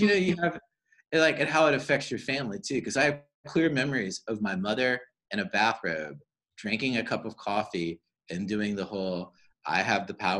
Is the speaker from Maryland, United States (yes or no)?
no; Cary, North Carolina, United States; growing up in Cary and living in a house